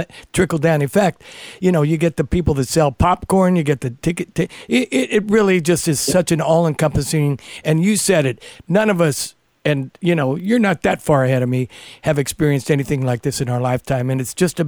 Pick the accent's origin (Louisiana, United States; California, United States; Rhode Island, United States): California, United States; the Bay Area; I grew up in the Bay Area